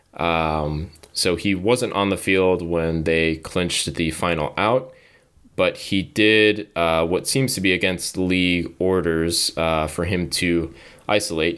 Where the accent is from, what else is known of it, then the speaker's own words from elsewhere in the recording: Southern California, United States; I grew up in Southern California, an Angels fan